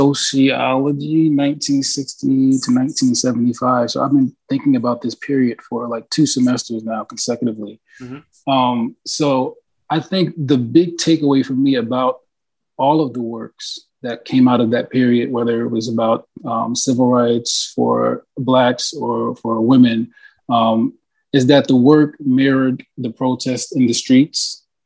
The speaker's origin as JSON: {"language": "English", "region": "New Jersey", "country": "United States", "said": "We're both from New Jersey."}